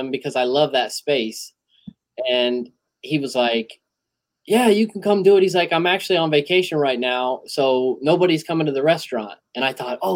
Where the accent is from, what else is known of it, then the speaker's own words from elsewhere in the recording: Midwest, United States; I'm from the Midwest too